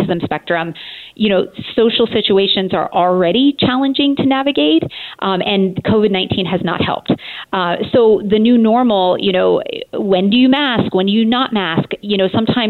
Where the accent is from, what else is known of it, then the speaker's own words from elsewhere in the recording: Montana, United States; also born or lived in Boulder, Colorado / Illinois; now in Portland, United States; I'm originally from Montana, and then I spent some time in Boulder, Colorado, and my husband and I joke that we got caught in Illinois for 18 years.